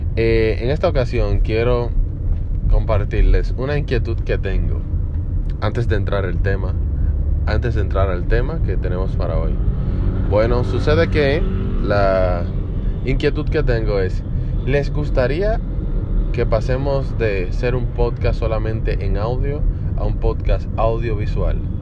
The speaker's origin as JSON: {"language": "Spanish", "country": "Dominican Republic", "said": "Me dedico a la educación en la República Dominicana, de donde soy"}